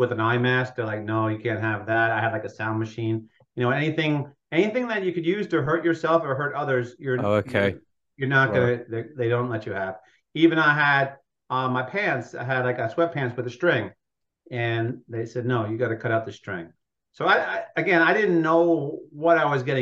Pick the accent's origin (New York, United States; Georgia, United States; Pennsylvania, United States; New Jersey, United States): New York, United States; Long Island; also born or lived in Brooklyn, New York; I was born in Brooklyn. I grew up in Long Island, New York